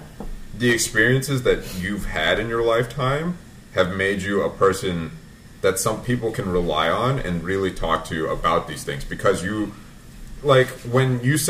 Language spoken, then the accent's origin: English; United States; My parents came over from Vietnam. But we grew up in America